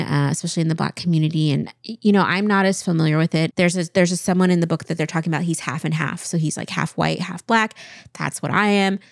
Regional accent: Kennewick, Washington, United States; moved away as an adult; also born or lived in Chicago; growing up in Eastern Washington

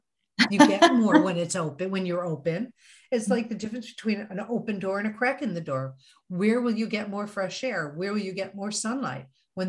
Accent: Missouri, United States; You know, it's always like that Missouri thing, you know, I'm from Missouri, show me.

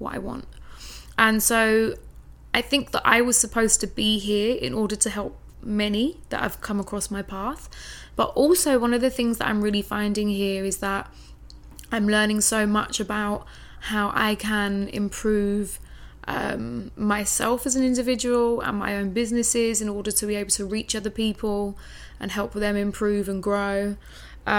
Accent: London, United Kingdom; moved away as an adult; now in Bali, Indonesia; I'm from London, right? Yeah. I'm from a big city. I've lived there on and off most of my life

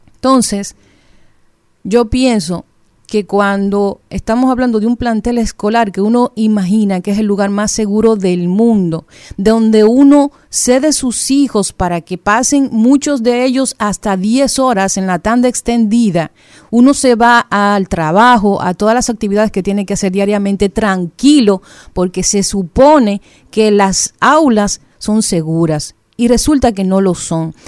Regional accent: Dominican Republic; uno como dominicano, como ciudadano

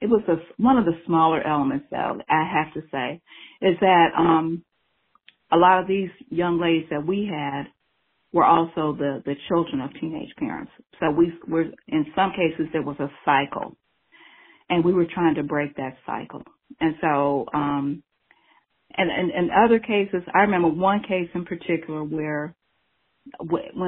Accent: Cincinnati, Ohio, United States; also born or lived in Lincoln Heights, Ohio / Evanston, Cincinnati; I was born in Lincoln Heights, and then my parents bought our first house, and we moved to Evanston, and then we moved to Avondale. So that's where I grew up

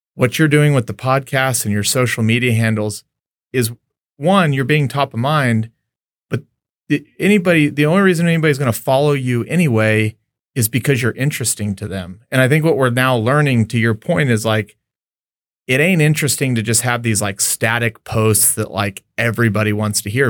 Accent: El Paso, Texas, United States; also born or lived in Lubbock, Texas; I grew up in El Paso, Texas

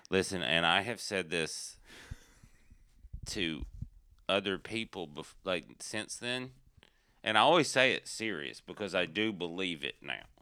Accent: Appalachian Mountains, United States; I'm from the Appalachian Mountains

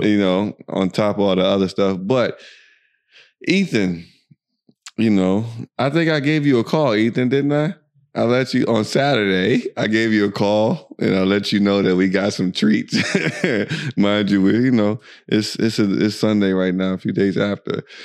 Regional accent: United States; accent: American; moved away as an adult; now in Dubai, United Arab Emirates; you can tell by our accent and all this other stuff that we are American

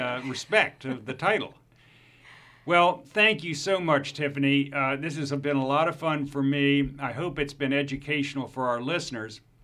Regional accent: Baltimore, Maryland, United States; the famous Baltimore Polytechnic Institute from my hometown in Baltimore

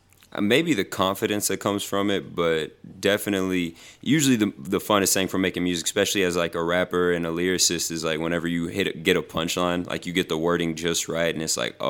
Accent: Houston, Texas, United States; moved away; I'm from Houston.

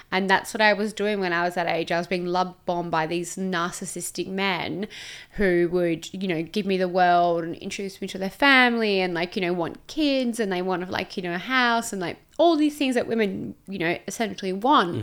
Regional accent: Perth, Western Australia, Australia; moved away as an adult; now in Gold Coast, Australia; I was from Perth originally, moved to the Gold Coast

